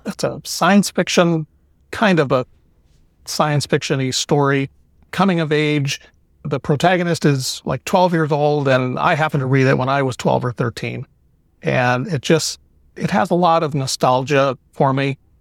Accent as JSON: {"language": "English", "town": "Cleveland", "region": "Ohio", "country": "United States", "moved": "yes", "lives_now": "Florida, United States", "said": "I'm originally from Cleveland, Ohio, and I now live in Florida"}